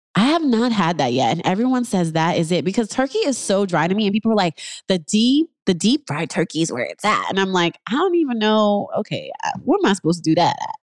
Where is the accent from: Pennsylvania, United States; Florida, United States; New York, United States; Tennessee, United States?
New York, United States; moved away as an adult; also born or lived in Harlem; now in Los Angeles, United States; I'm in L A, I'm originally from New York